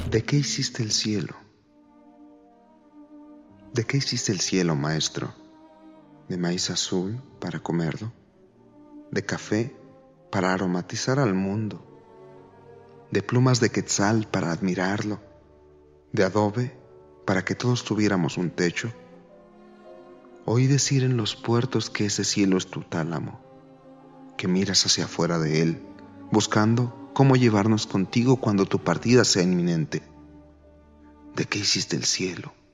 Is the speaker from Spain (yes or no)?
no; Mexico City, Mexico; Nací hace 26 años en la Ciudad de México y vivo aquí desde entonces.